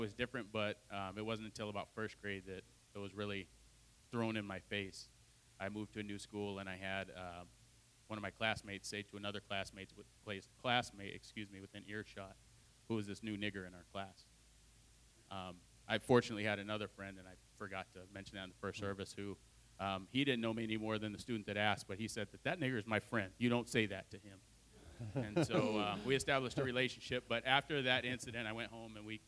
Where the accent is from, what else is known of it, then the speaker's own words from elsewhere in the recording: Adrian, Michigan, United States; moved away as an adult; also born or lived in Toledo, Ohio; I was born in Toledo, Ohio, and when I was two, my mom and I moved to Adrian, Michigan